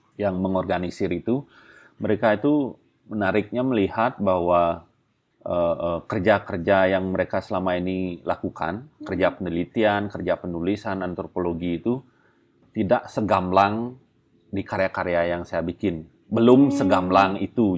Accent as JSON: {"language": "Indonesian", "region": "Bali", "country": "Indonesia", "said": "saya orang Bali"}